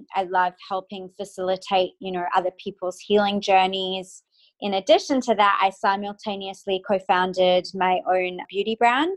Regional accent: Perth, Western Australia, Australia; moved away as an adult; also born or lived in Cape Town, South Africa / United States; now in Sydney, Australia; was born in Cape Town, South Africa. I was raised in Perth, Australia, the most isolated city in the world.

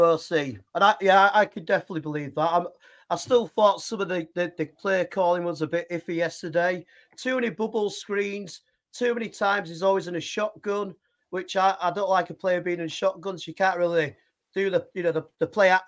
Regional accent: Yorkshire and the Humber, United Kingdom; accent: Yorkshire; my terrible Yorkshire accent

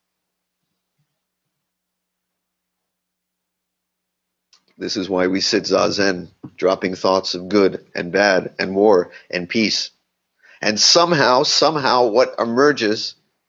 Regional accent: Miami, Florida, United States; moved away; I grew up in Miami in a Jewish community

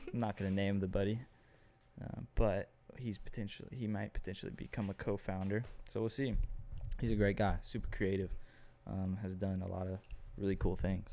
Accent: Austin, Texas, United States; Austin, which is my hometown.

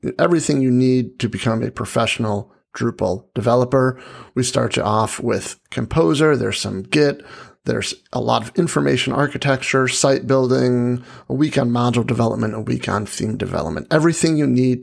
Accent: Northeast, United States; moved away; I was from the Northeast

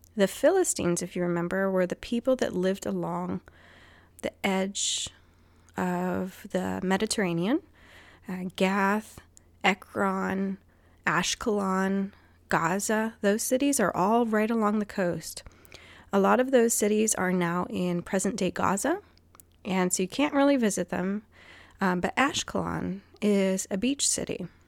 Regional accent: Guam; moved away; when I was growing up on Guam

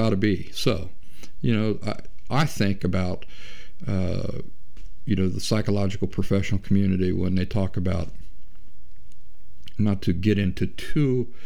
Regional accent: Appalachia, United States; I'm Appalachian

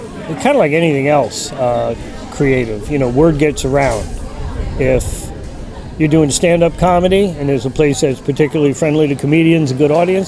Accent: Hicksville, New York, United States; my home state of New York

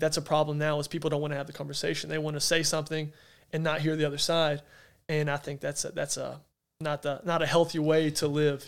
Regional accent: Arkansas, United States; moved away; I'm from Arkansas in a town that there's nothing, not much there. I said, but dang it, that's home.

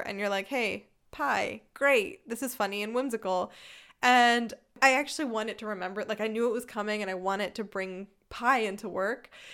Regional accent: Philadelphia, Pennsylvania, United States; accent: city northeastern; moved away as an adult; now in Germany; I'm from Philadelphia. I grew up in a family of the exact kind of Philadelphia sports fans

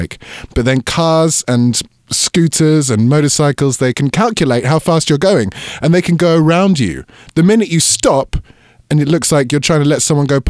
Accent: London, United Kingdom; moved away as an adult; now in Taipei, Taiwan; I'm from London in the UK

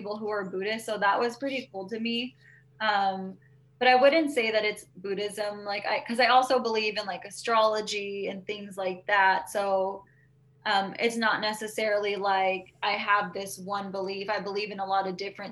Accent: Bakersfield, California, United States; also born or lived in Arvin, California / Lamont, California; I'm from Bakersfield, but I grew up on the outskirts of Irvine because my parents have some property out there

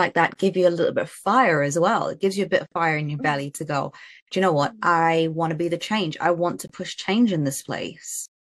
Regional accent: Trinidad & Tobago; now in United Kingdom; I grew up out in Trinidad

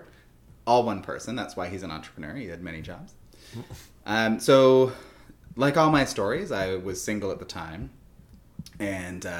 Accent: Canada; I'm Canadian

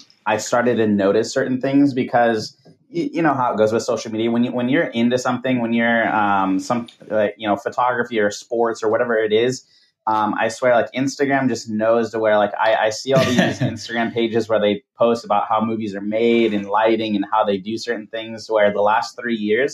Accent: Camarillo, California, United States; also born or lived in Washington State / Hawaii / Canada / Southeast Asia; I've pretty much grown up here in Southern California most of my life. You know, it's Camarillo. I live here in Camarillo

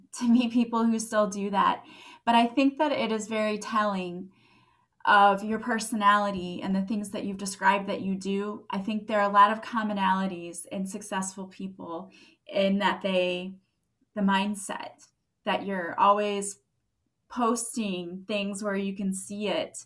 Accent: St. Louis, Missouri, United States; I'm from St. Louis

